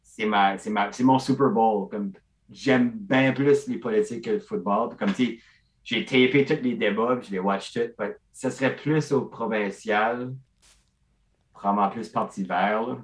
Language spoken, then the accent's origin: French; Beresford, New Brunswick, Canada; je viens de Burford, qui est comme Beresford